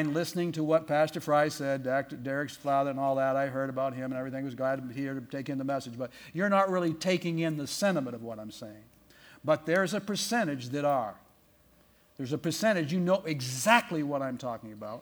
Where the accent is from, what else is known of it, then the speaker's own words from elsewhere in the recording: Portland, Maine, United States; moved away; I grew up in Maine, in Portland, Maine